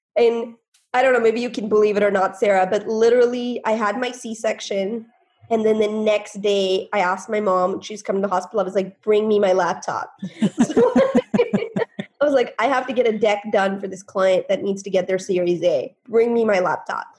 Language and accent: English; India; now in United States; I was born in India